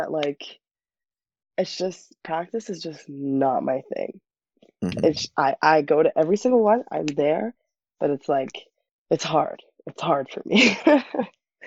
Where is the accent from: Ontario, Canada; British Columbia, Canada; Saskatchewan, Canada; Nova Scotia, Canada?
Ontario, Canada; Toronto; my hometown